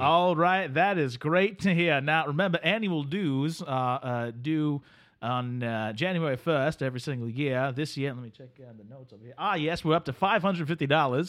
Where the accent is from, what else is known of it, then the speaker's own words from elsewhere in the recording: Delaware, United States; I am from Delaware